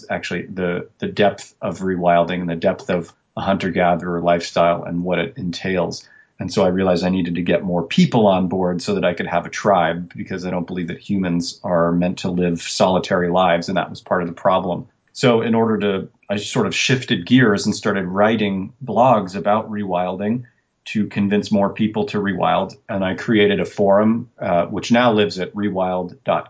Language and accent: English; Portland, Oregon, United States; born and raised in Portland, Oregon